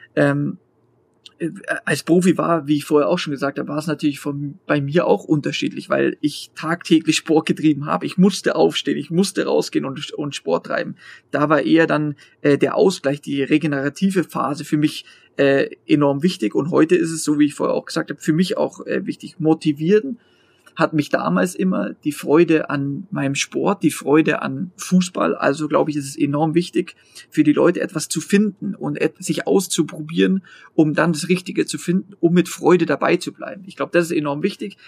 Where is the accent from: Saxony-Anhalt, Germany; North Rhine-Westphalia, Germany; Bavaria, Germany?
Bavaria, Germany; in Bayern, bei mir jetzt persönlich, ich bin Bayer